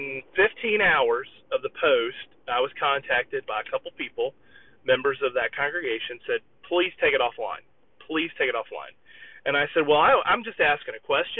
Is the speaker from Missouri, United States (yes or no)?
yes; Southwest Missouri, United States; moved away; I'm originally from Southwest Missouri.